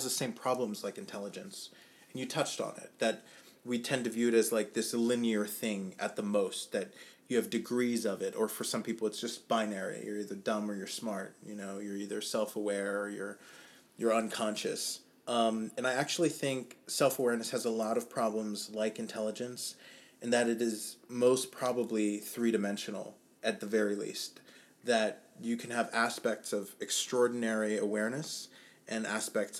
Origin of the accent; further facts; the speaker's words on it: Germany; moved away as an adult; also born or lived in New York / New Orleans / Austin; I grew up in Germany. And then after high school, I moved around a couple different places, a little bit of New York, a little bit of New Orleans, and a little bit more of Austin.